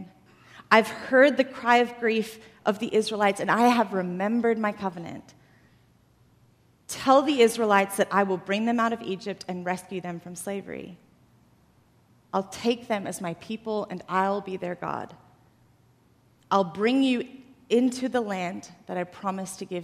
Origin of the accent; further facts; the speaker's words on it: Australia; moved away as an adult; now in United States; I didn't actually grow up in the U.S. I grew up in Australia.